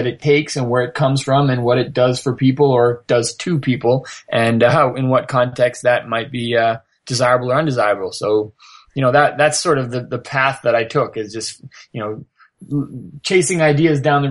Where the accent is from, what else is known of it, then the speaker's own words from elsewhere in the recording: Canada; I'm from Canada and I'm, you know, I grew up in a fairly sheltered lifestyle